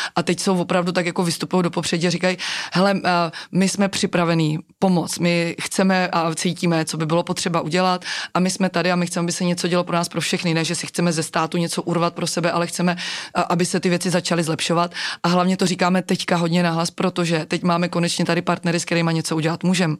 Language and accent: Czech; Czechia; jsme Češi